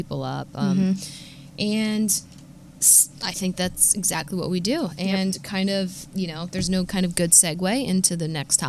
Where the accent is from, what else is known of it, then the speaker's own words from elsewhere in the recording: Philadelphia, Pennsylvania, United States; if you don't know, I am from Philadelphia.